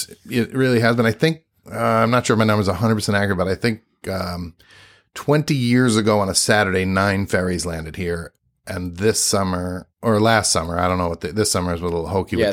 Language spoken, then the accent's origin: English; Brooklyn, New York, United States; I grew up in Brooklyn, New York, born and raised. Born and raised.